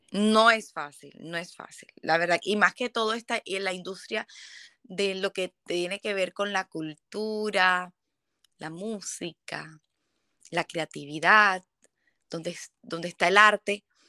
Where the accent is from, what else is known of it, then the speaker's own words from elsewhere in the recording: Barranquilla, Atlántico, Colombia; yo vengo de Colombia, Barranquilla